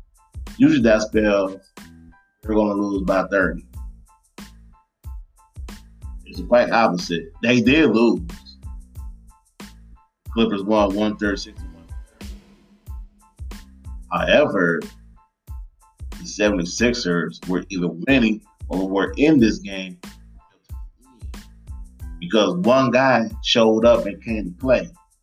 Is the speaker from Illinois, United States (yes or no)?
no; Detroit, Michigan, United States; now in Dallas, United States; back in my hometown, Detroit, Michigan, back in the Midwest.